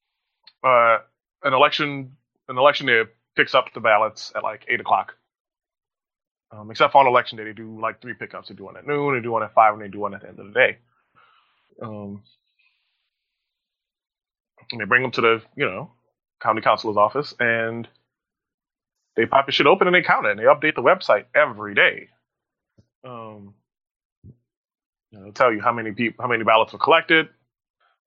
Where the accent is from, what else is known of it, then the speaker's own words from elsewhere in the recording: New Orleans, Louisiana, United States; moved away; where I grew up in New Orleans, voted at an elementary school